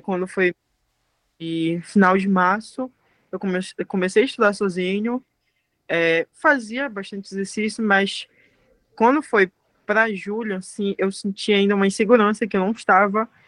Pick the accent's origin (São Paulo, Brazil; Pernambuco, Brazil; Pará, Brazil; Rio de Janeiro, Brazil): Pará, Brazil; Abaetetuba; also born or lived in Belém; Eu sou de Abaitetuba, como eu te coloquei, no interior. Ou seja, toda a minha formação foi no interior.